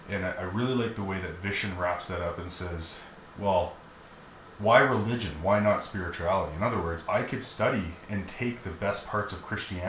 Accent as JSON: {"language": "English", "region": "Alberta", "country": "Canada", "tie": "born or raised there", "said": "I'm so happy to be Canadian. I'm categorized as a Canadian. But the only reason I'm a Canadian is because somebody said that I'm a Canadian, and because my parents had sex here, and this is where I was born."}